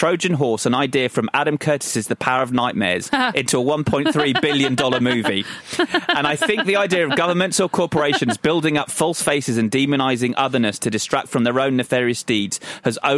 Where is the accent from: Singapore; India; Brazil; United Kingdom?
United Kingdom; Croydon, London; I was from Croydon